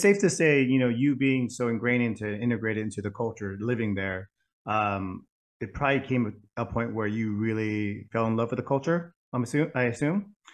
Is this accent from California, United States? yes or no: yes; Bay Area, California, United States; also born or lived in Vietnam; five years of Vietnamese school growing up in the Bay Area